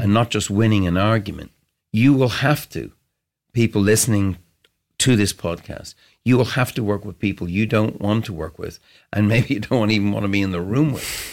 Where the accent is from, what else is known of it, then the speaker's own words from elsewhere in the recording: Ireland; I grew up in Cedarwood Road